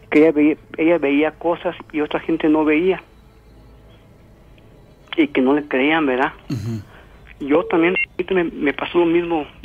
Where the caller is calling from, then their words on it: San Luis Potosí, Mexico; Oiga, soy de San Luis Potosí, este, he, querido comunicarme desde buen tiempo